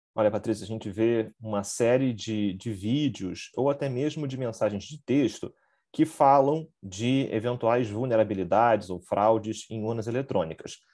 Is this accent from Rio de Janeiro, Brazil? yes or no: yes; Rio de Janeiro, Brazil; eu sou do Rio de Janeiro